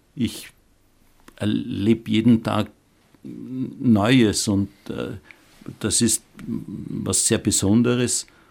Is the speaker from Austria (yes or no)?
yes; Austria; unser Land Österreich